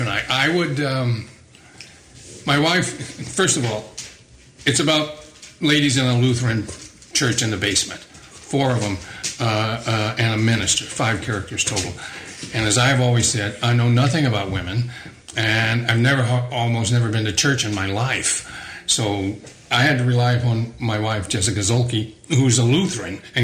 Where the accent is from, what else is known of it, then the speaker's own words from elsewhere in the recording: South Texas, United States; growing up in South Texas